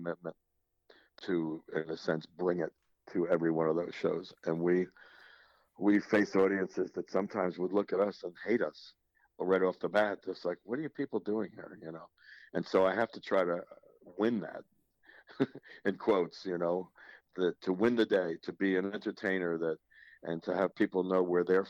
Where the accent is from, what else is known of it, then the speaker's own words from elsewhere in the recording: South Orange, New Jersey, United States; I grew up in South Orange, first of all, where the university is located